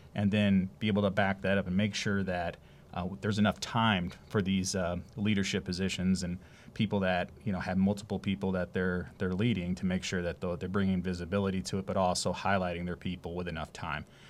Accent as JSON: {"language": "English", "town": "Youngstown", "region": "Ohio", "country": "United States", "also_born_or_lived": "Greenville, South Carolina", "moved": "as an adult", "lives_now": "Savannah, United States", "said": "I'm coming from Ohio, actually, up in the Youngstown area. Um, lived and moved, left there, you know, as going out for college up north."}